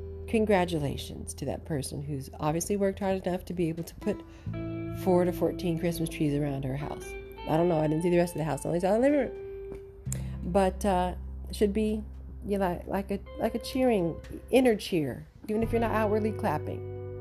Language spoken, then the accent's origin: English; New York, United States; I came home and look at my house. It looks like Macy's, you know, and I'm from New York and we used to go into Macy's